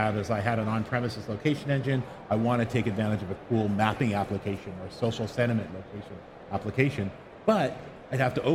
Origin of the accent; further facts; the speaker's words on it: Canada; accent: Canadian; moved away as an adult; now in Bay Area, United States; I'm a Canadian natively, but I moved down to the Bay Area